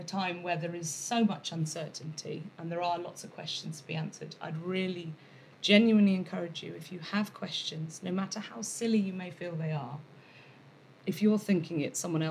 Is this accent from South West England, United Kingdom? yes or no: yes; Cornwall, South West England, United Kingdom; now in London, United Kingdom; I was born and brought up in Cornwall